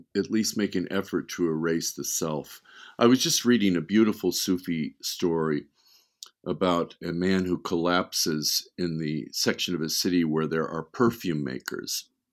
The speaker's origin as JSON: {"language": "English", "town": "Beverly Hills", "region": "California", "country": "United States", "tie": "born or raised there", "also_born_or_lived": "Wisconsin", "said": "we moved to Beverly Hills when I was, I think I was eight years old"}